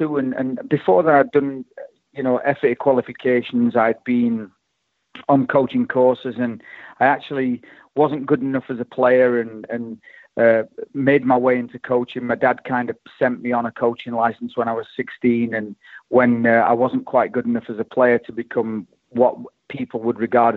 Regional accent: Sheffield, Yorkshire and the Humber, United Kingdom; now in Oklahoma City, United States; I'm from Chapel Town originally, and, my dad and my granddad and all my family and everybody on the street basically was a Wednesdayite

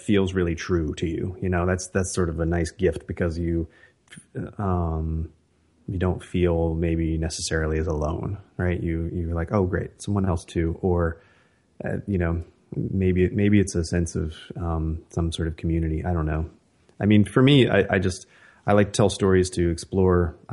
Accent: West Virginia, United States; now in California, United States; I live in California now and have for quite some time, but I grew up in West Virginia

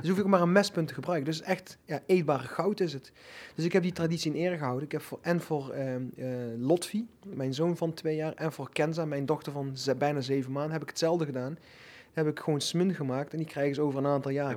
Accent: Netherlands; ik ben in Nederland geboren

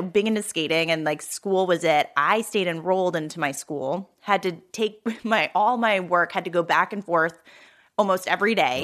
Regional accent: New Jersey, United States; also born or lived in Philadelphia; I grew up in South Jersey

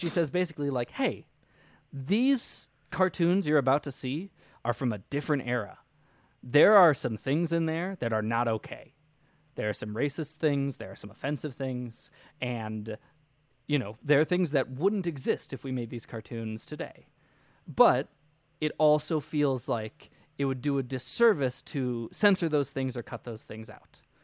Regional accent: United States; July fourth is a weird holiday for me. being an American

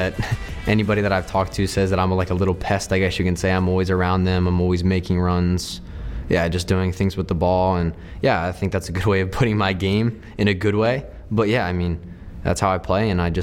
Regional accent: Medford, New Jersey, United States; I grew up in Medford, New Jersey, a pretty small town. Everybody knows each other, and yeah, I mean, it's a pretty big soccer town

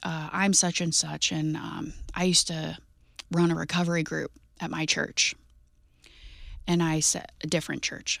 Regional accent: Jefferson County, Missouri, United States; I grew up in Jefferson County

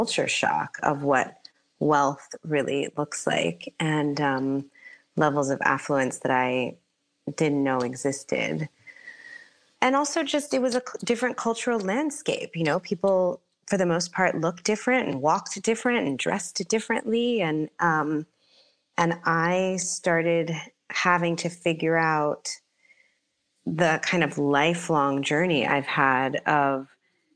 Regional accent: New York City, New York, United States; I was born in New York City. I grew up in the Bronx

